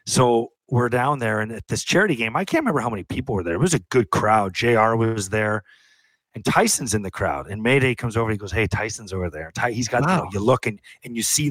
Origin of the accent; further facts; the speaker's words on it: St. Catharines, Ontario, Canada; I grew up in St. Catharines, which is 45 minutes from Buffalo.